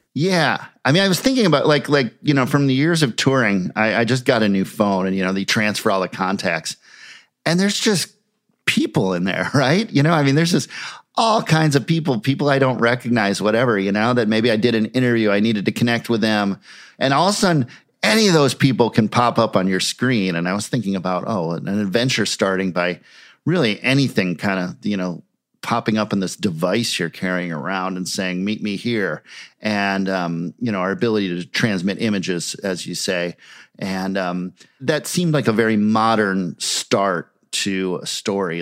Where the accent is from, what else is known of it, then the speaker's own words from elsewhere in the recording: Minneapolis, Minnesota, United States; having these bands in my hometown